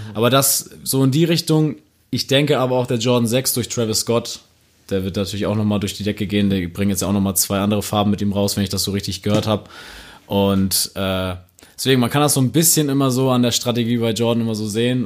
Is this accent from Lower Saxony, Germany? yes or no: yes; Buxtehude, Lower Saxony, Germany; Ich komme aus Buxtehude